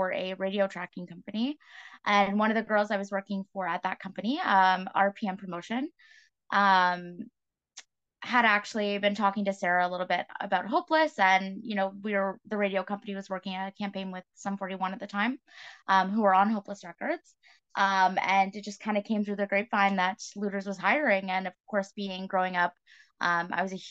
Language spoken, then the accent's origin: English; New Brunswick, Canada; moved away as an adult; now in Toronto, Canada; I grew up in New Brunswick and made my way into Toronto